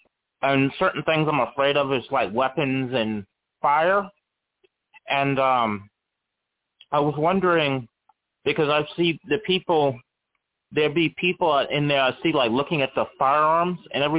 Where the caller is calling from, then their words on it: Charlottesville, Virginia, United States; Charlottesville, Virginia.